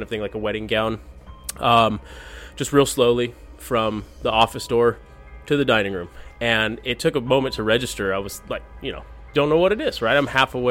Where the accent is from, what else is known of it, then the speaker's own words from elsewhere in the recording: Fort Morgan, Colorado, United States; also born or lived in Santa Maria, California; I'm from Fort Morgan, Colorado.